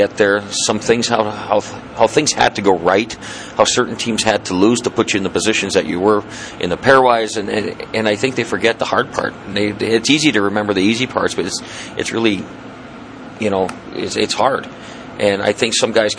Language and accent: English; northern Saskatchewan, Canada; moved away; I grew up in northern Saskatchewan and never been out east before